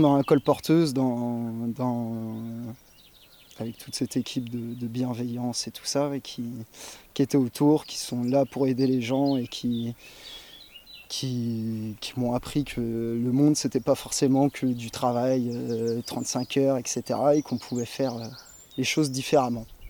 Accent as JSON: {"language": "French", "town": "Cerizay", "region": "Nouvelle-Aquitaine", "country": "France", "said": "je suis de Cerizay à l'origine"}